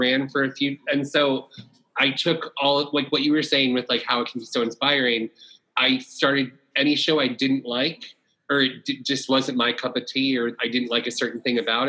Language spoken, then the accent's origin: English; Florida, United States; now in New York City, United States; I'm from Florida